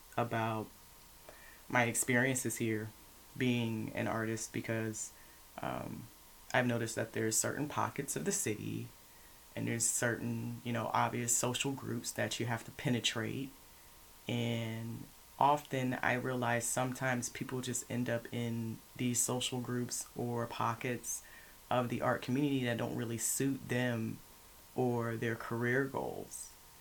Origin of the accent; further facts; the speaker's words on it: Lufkin, Texas, United States; now in Houston, United States; I'm from Lufkin, Texas, but I lived in a military family. We traveled a lot, so I'm not really from anywhere.